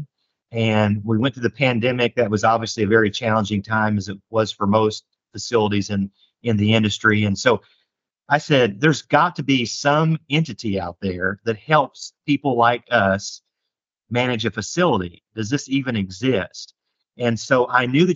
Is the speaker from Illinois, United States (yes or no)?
no; Indianapolis, Indiana, United States; moved away as an adult; also born or lived in Johnson City, Tennessee / Northern Kentucky / Cincinnati; now in El Dorado, United States; a native Hoosier from Indianapolis originally